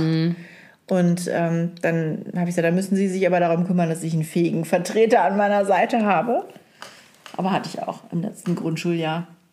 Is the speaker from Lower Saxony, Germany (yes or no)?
yes; East Frisia, Lower Saxony, Germany; ich bin Ostfriesin.